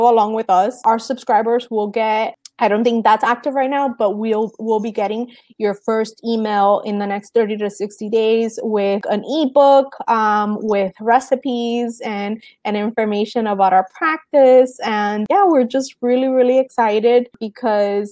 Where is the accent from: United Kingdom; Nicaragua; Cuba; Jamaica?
Cuba; moved away; I'm Cuban. I was born in Cuba.